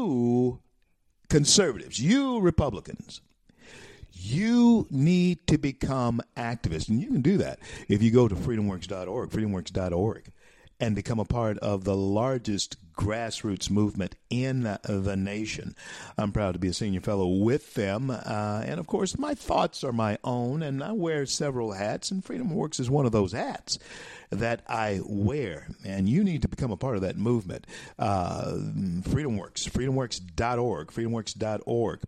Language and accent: English; Louisiana, United States; my state, my home state, the great state of Louisiana